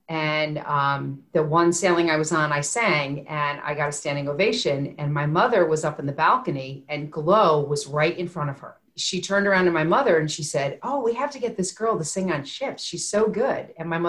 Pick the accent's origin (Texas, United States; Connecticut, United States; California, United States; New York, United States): Connecticut, United States; I was born in Connecticut.